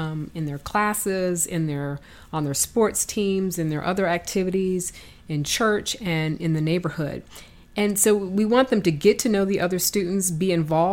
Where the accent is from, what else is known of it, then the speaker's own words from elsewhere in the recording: Michigan, United States; I was raised in Michigan and from a very hardworking family